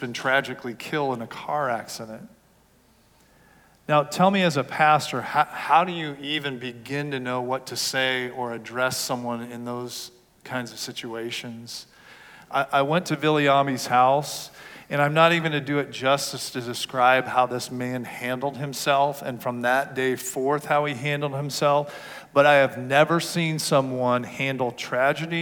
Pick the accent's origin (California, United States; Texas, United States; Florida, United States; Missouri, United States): California, United States; Southern; I grew up in Southern California